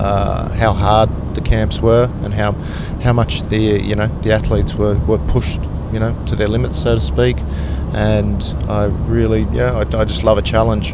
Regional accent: Sydney, New South Wales, Australia; I'm from the Northern Beaches in Sydney, in Mona Vale.

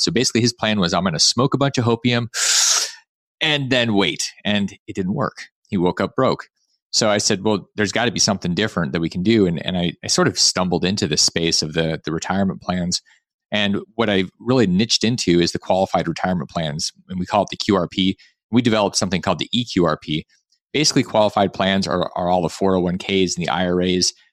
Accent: Alaska, United States; I grew up in Alaska

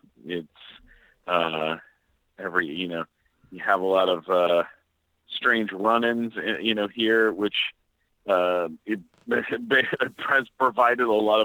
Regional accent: San Diego, California, United States; also born or lived in London, Ontario, Canada; now in Los Angeles, United States; I'm originally from London, Ontario, Canada. Grew up in San Diego and been in Los Angeles since the mid 90s, I guess.

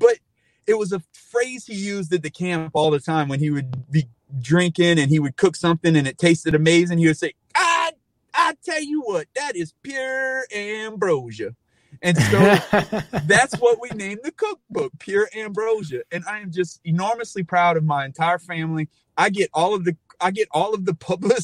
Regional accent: Cajun, Louisiana, United States; as a Cajun

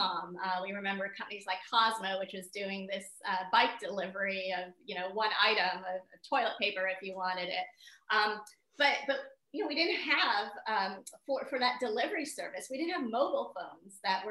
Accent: Nairobi, Kenya; I was born in Nairobi

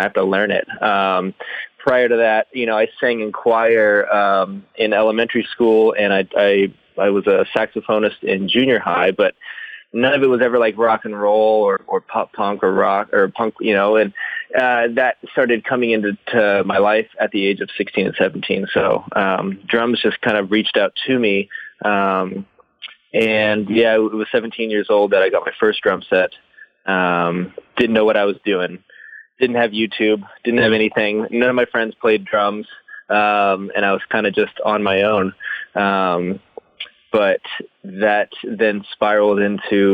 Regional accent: Antelope, California, United States; moved away as an adult; also born or lived in Los Angeles; I'm from Northern California in a little town called Antelope, which is about half an hour north of Sacramento

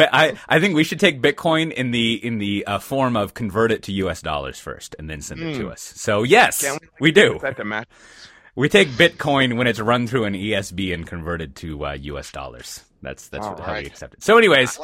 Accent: Texas, United States; being a Texan

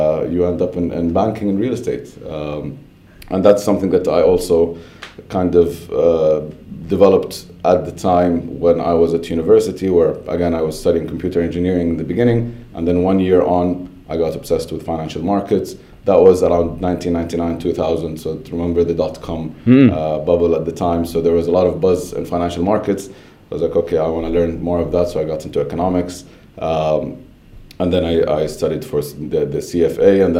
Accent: Saudi Arabia; moved away as an adult; also born or lived in Baton Rouge, Louisiana, United States / Pennsylvania, United States; I grew up in Saudi until just after high school, where I went to the US to study

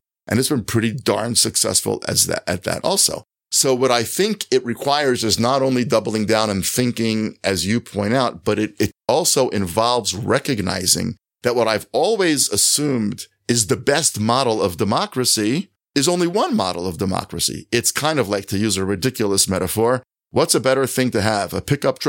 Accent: United States; I, as an American, live in a great democracy

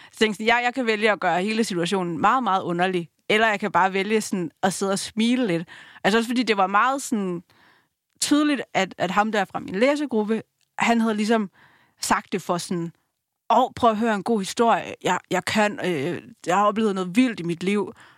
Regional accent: Langeå, Denmark; Jeg er vokset op i Langeå

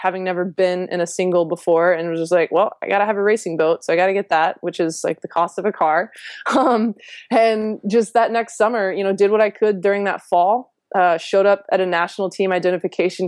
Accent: Louisiana, United States; moved away; also born or lived in Virginia; I'm a girl from Louisiana.

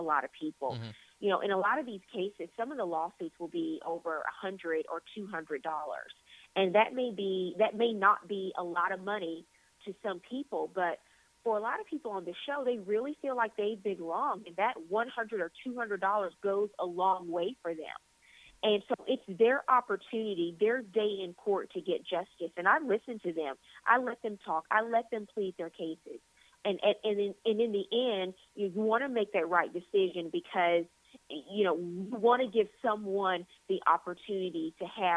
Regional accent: Louisiana, United States; I'm born and raised in Louisiana

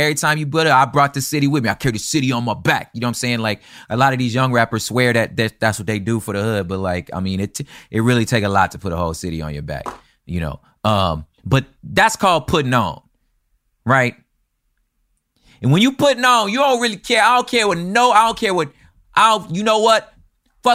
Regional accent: the South, United States; That's, you know, I was from the South, but like, it's gang culture.

